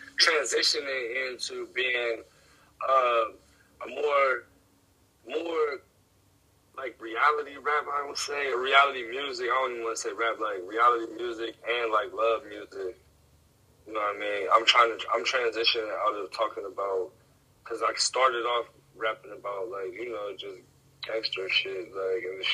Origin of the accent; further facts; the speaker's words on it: Ohio, United States; I'm from Ohio, right next to Pittsburgh, probably like 20 minutes from Pittsburgh